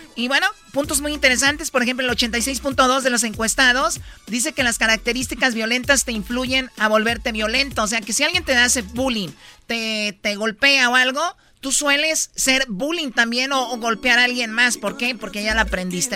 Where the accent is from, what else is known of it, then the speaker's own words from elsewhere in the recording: Jalisco, Mexico; yo soy de México, soy de Jalisco